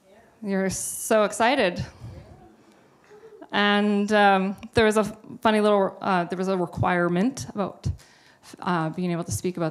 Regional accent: Revelstoke, British Columbia, Canada; now in Kelowna, Canada; I grew up in Revelstoke, and Pastor Kim and Pastor Dave have been my pastors since I was about 12 years old

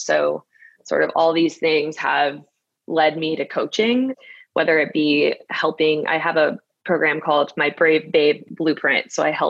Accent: Brooklyn, New York, United States; So I moved from Brooklyn, and I'm a Brooklyn girl. I love Brooklyn so much.

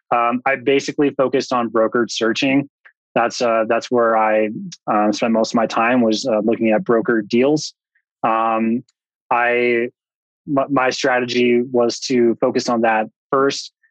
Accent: outside of Boulder, Front Range of Colorado, United States; I grew up in the Front Range of Colorado, outside of Boulder

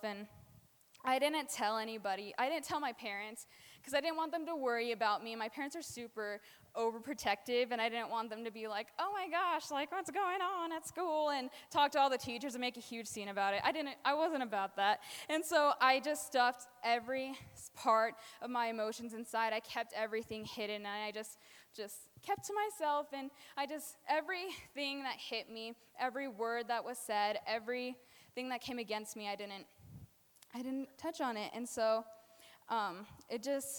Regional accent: New Mexico, United States; now in Colorado, United States; I am from New Mexico.

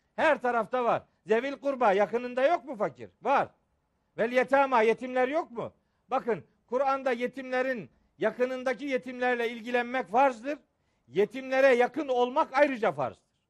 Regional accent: Bayburt, Turkey; moved away; Benim çocukluğum Bayburt'ta geçti. Babam Bayburt'ta imamdı.

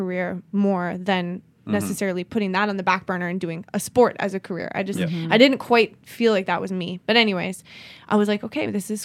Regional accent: Canada; moved away; also born or lived in Los Angeles; I'm Canadian

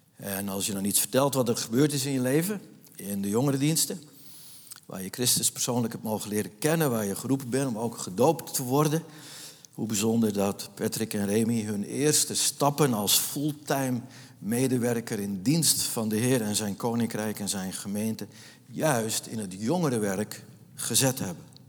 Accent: Nieuw-Vennep, North Holland, Netherlands; moved away as an adult; ik ben opgegroeid in de Jonker van de Poolstraat

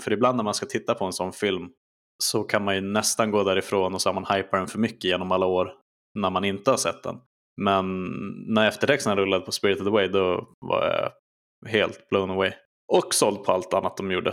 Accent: Skellefteå, Västerbotten County, Sweden; mina tidiga minnen där, till 2000, är på videoteket som det heter i Skellefteå

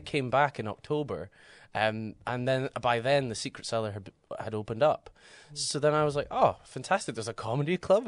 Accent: Aberdeenshire, Scotland, United Kingdom; moved away as an adult; now in Edinburgh, United Kingdom; I'm uh, originally from Aberdeen, uh, well, Aberdeenshire, so from the countryside, and then I have lived in Edinburgh for the last seven years.

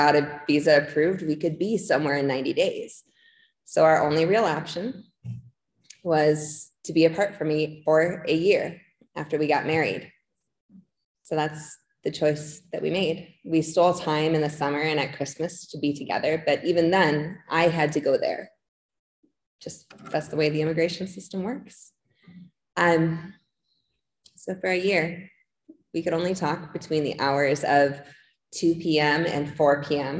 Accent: La Crosse, Wisconsin, United States; I am from La Crosse, Wisconsin

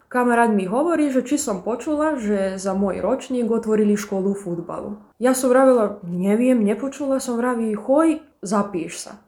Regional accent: Padina, Vojvodina, Serbia; also born or lived in Bački Petrovac; keď som sa vrátila z Bačského Petrovca do Padiny

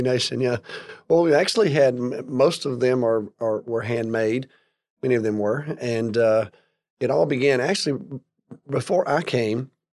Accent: Alabama, United States; now in Texas, United States; I grew up in Alabama

